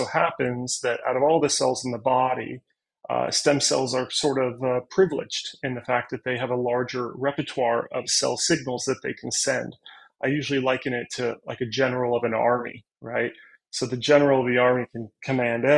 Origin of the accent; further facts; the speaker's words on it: Northern California, United States; also born or lived in United Kingdom; I'm from Northern California